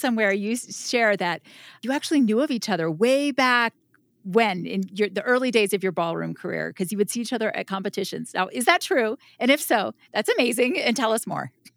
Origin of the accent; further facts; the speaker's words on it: Florida, United States; moved away as an adult; also born or lived in Salt Lake City / Los Angeles; now in Utah, United States; I was born in Salt Lake when my dad was in law school at the U, and then I lived the rest of my life in Florida